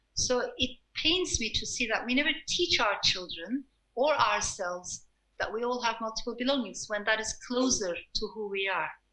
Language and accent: English; Turkey; also born or lived in Strasbourg, France / Istanbul, Turkey; I was born in France, I was born in Strasbourg, but shortly afterwards, my parents got separated. My father stayed in France, and my mother brought me to Turkey